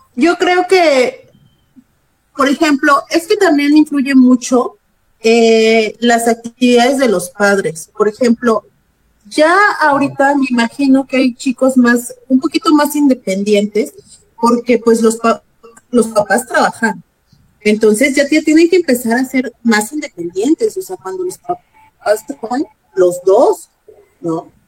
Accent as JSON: {"language": "Spanish", "region": "Guerrero", "country": "Mexico", "said": "Yo como soy del estado de Guerrero, allá se acostumbra el arroz así"}